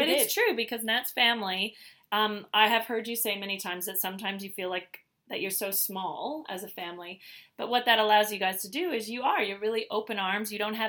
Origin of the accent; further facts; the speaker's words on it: Canada; moved away as an adult; now in Australia; being Canadian and being in Australia for 20 years, the only time where I miss home is Christmas.